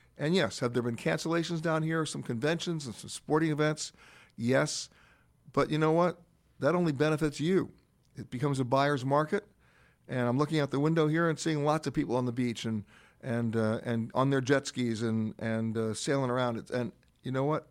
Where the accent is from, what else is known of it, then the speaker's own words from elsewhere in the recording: New York City, New York, United States; I grew up in Manhattan, in Harlem